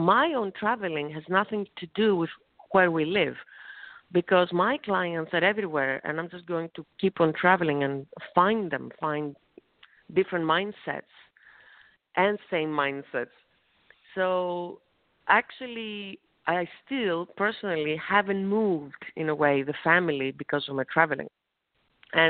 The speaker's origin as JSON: {"language": "English", "town": "Thessaloniki", "region": "Central Macedonia", "country": "Greece", "tie": "born or raised there", "second_language": "English", "moved": "yes", "said": "my hometown, small country of Greece, in Thessaloniki"}